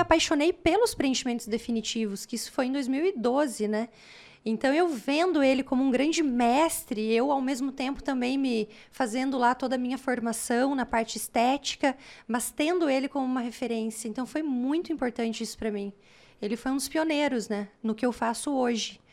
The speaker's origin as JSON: {"language": "Portuguese", "region": "Paraná", "country": "Brazil", "also_born_or_lived": "Pelotas, Rio Grande do Sul", "moved": "as an adult", "said": "Estudei, porque eu sou paranaense"}